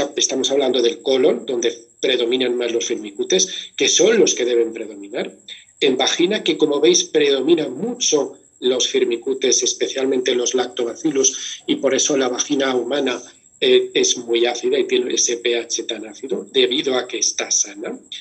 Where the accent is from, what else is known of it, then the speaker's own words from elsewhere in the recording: Valencian Community, Spain; Y como soy valenciano